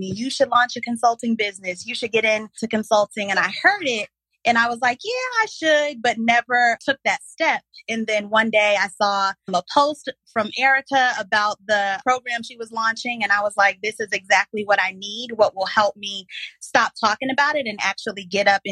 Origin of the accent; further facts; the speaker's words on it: South Carolina, United States; moved away as an adult; also born or lived in Mississippi Delta / Dallas; I moved back to my home state of South Carolina